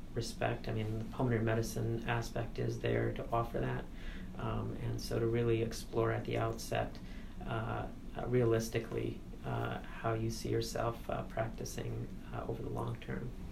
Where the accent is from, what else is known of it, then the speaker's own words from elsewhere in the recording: United States; also born or lived in India (ancestry); I'm an Indian American first generation growing up in two different worlds